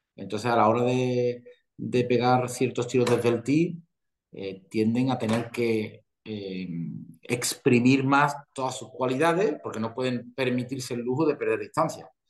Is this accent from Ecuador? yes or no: no; Spain; aquí en España